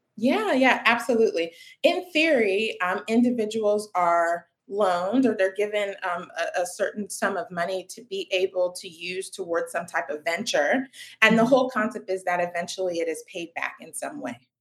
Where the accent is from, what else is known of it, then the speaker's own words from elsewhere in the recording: Raleigh, North Carolina, United States; I was born in Raleigh, North Carolina